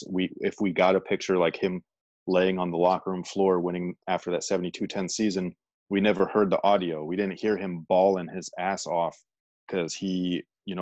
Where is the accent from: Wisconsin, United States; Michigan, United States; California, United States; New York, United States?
California, United States; the Bay Area; I'm from the Bay